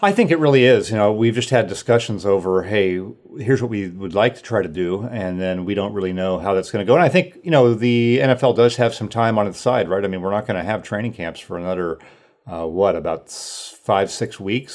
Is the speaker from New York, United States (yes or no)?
no; Sacramento, California, United States; moved away as an adult; also born or lived in Washington; I grew up in Northern California, Sacramento area